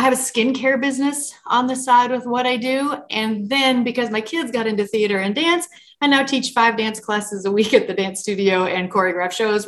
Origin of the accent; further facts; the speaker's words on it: Yankton, South Dakota, United States; moved away as an adult; also born or lived in Minneapolis; born and raised in South Dakota, so small town named Yankton